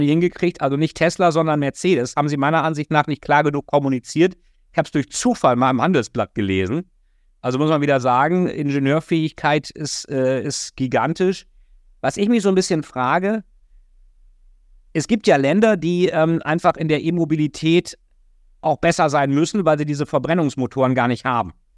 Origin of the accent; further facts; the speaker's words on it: Germany; als Deutscher